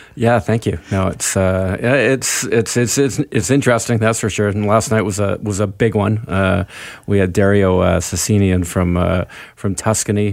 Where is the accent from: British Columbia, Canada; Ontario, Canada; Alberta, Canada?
British Columbia, Canada; Vancouver; being Canadian and, and, and being from Vancouver.